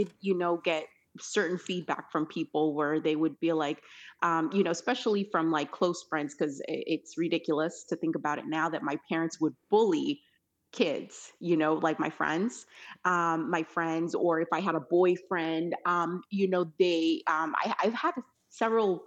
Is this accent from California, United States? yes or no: yes; California, United States; also born or lived in El Salvador; she, her, and I grew up in California.